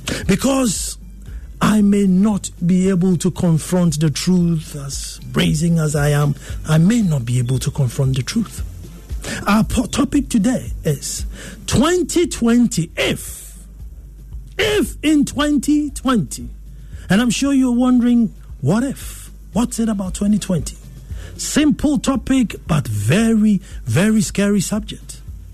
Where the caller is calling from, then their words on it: Dansoman, Greater Accra, Ghana; Hi, I'm tuned in from Dansoman